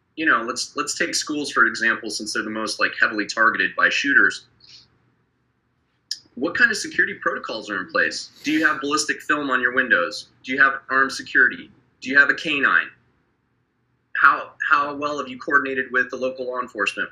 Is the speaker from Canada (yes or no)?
no; Wyoming, United States; in my hometown where I grew up in Wyoming